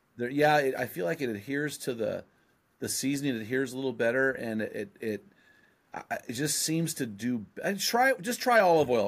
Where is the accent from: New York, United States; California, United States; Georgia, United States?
California, United States; San Luis Obispo; now in Oregon, United States; I'm from San Lu, where the Santa Maria Ste-, seasoning, uh, style was invented